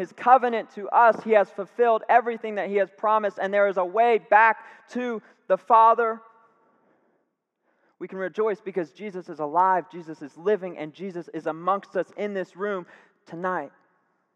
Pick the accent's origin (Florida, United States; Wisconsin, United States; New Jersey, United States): Florida, United States; Tampa; now in Sanford, United States; I'm from Tampa, Florida. Love it. Grew up there 18 years, came to Sanford, and I've lived here ever since